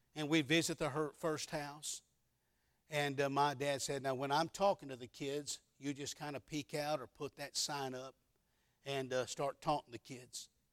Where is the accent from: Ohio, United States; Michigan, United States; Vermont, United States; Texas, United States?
Texas, United States; Mesquite; Grew up in a little town called Mesquite, Mesquite, Texas